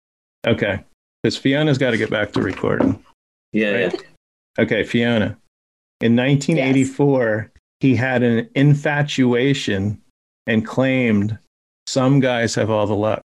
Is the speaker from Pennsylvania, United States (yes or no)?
no; New Jersey, United States; Even though we're from Jersey.